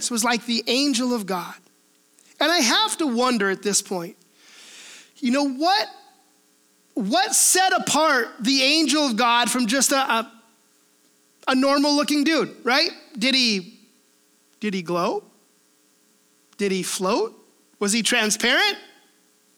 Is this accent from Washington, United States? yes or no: yes; Washington, United States; we are Washingtonians, right? Why are we Washingtonians? Because we are from Washington